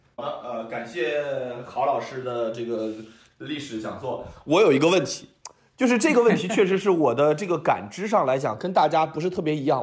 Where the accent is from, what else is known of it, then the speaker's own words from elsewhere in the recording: Beijing, China; 我是一个北京人